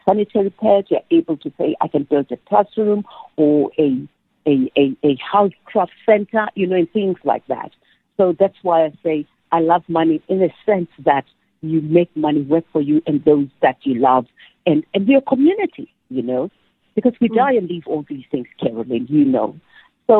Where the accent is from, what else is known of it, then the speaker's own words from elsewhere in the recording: Soweto, Gauteng, South Africa; growing up in Dobsonville, that was the only place that I knew, you know. I was born there and I grew up there.